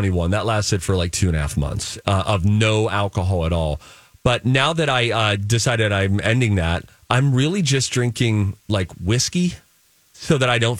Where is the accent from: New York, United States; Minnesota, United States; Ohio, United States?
Minnesota, United States; me just being a Minnesotan